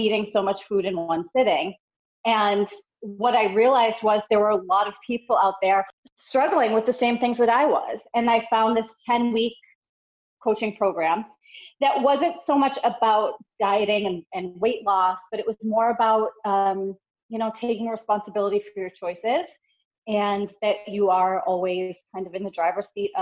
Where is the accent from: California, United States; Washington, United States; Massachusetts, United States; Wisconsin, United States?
Massachusetts, United States; Boston; moved away as an adult; now in North Carolina, United States; I grew up in the Boston area. I was there for all 35 years of my life